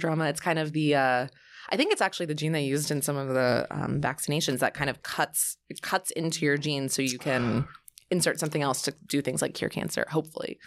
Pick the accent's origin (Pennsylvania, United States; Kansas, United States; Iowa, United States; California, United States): Pennsylvania, United States; Bucks County, north of Philadelphia; also born or lived in Dallas, Texas; I was born in Dallas, but moved almost immediately to Philadelphia, north